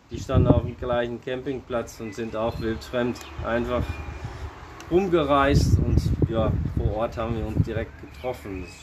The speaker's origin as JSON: {"language": "German", "town": "Alkmaar", "region": "North Holland", "country": "Netherlands", "tie": "born or raised there", "second_language": "German", "moved": "as an adult", "lives_now": "Germany", "said": "ich äh, bin vor 45 Jahren in äh, Alkmaar in den Niederlanden geboren und äh, habe da auch 25 Jahre gewohnt und äh, dieses Jahr äh, ist mein 20-jähriges Jubiläum in Deutschland."}